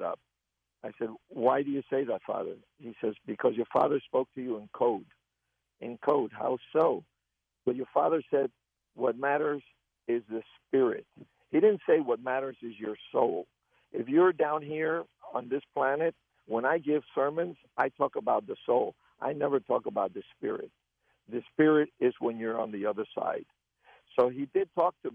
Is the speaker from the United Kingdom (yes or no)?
no; Argentina; now in Miami, United States; I'm originally from Argentina